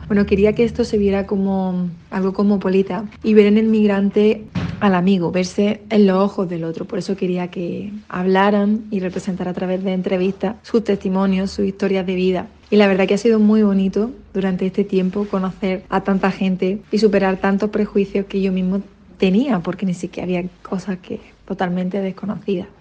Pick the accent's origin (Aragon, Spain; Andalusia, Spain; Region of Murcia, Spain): Andalusia, Spain; Roquetas de Mar; Soy de Roquetas de Mar